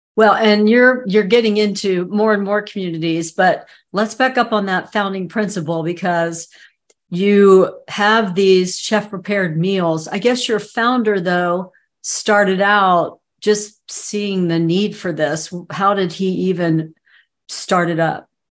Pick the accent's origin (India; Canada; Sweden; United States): United States; Southeast United States; I'm from the Southeast United States